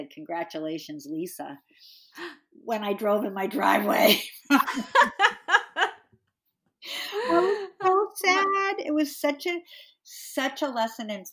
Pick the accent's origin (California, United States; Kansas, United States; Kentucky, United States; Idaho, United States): California, United States; La Jolla; moved away; I grew up in California. I was born and raised in La Jolla, California, Southern California.